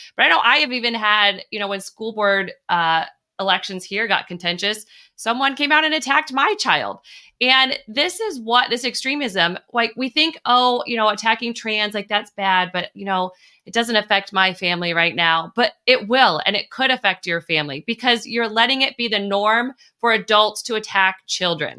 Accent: La Mesa, California, United States; also born or lived in San Diego; I was actually born in San Diego, and you represent where I grew up in La Mesa, California

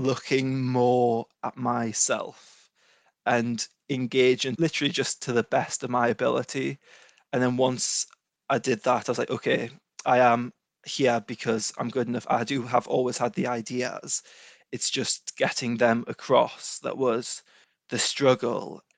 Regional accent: Newcastle upon Tyne, North East England, United Kingdom; also born or lived in Edinburgh; I'm from Newcastle, just north of Newcastle

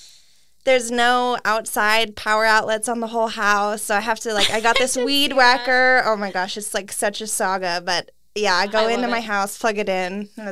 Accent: Canby, Oregon, United States; now in Prineville, United States; So I'm from Canby, Oregon, over in the western side of the state.

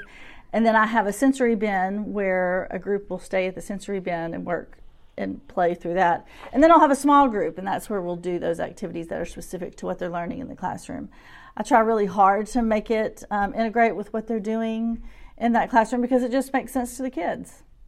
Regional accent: Shreveport, Louisiana, United States; moved away as an adult; now in Little Rock, United States; I'm originally from Shreveport, Louisiana, and we moved here around twenty-two years ago

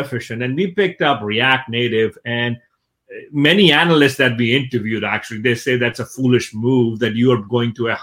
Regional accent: Pakistan; I come from Pakistan, so I was born and brought up in Pakistan

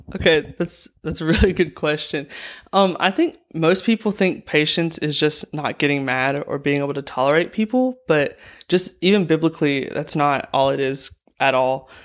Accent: Andalusia, Alabama, United States; I'm from Andalusia, Alabama

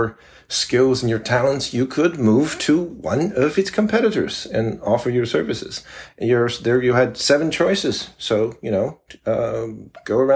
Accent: Taipei, Taiwan; we're coming to you from Taipei, Taiwan. Where Alice has been living for some time and where I am originally from.

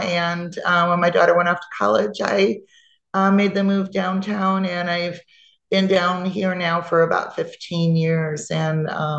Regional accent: Chicago, Illinois, United States; I was born in Chicago on the North Side. I spent my early childhood in the city. Moved out to the suburbs for a good 20 years, raised my daughter. I always worked downtown, and it was always my dream to live downtown in the city.

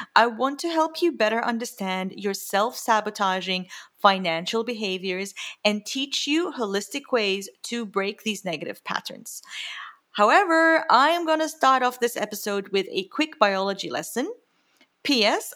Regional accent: Jordan; moved away; I grew up in the Middle East, lots of scarcity, lots of scarcity at home

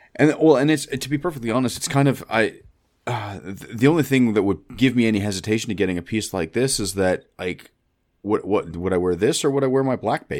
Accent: Canada; being Canadian

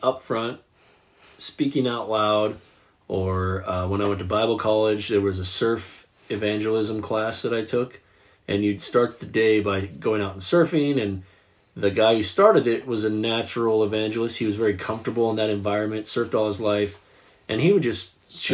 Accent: the South, United States; growing up in the South

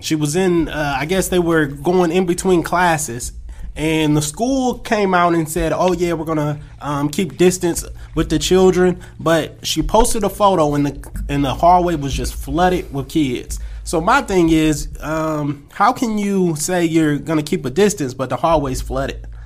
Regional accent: California, United States; moved away as an adult; also born or lived in Akron, Ohio; now in Atlanta, United States; I grew up in Cali. I'm a Cali boy at heart.

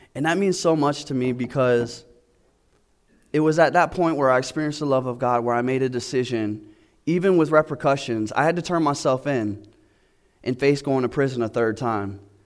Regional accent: Florida, United States; now in Georgia, United States; I'm from Florida

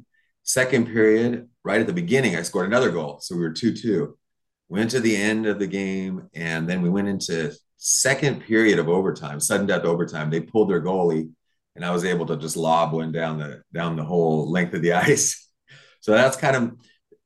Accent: California, United States; I grew up in California

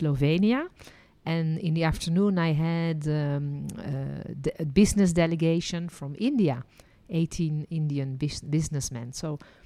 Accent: Netherlands; also born or lived in France; now in Israel; And I was born in Holland, then lived and worked as a licensed tour guide in France, and ended my journey living and working in Israel.

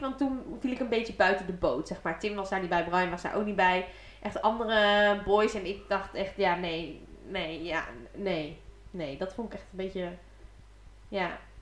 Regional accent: Diepenveen, Overijssel, Netherlands; ze kwamen bij ons in Diepeveen wonen

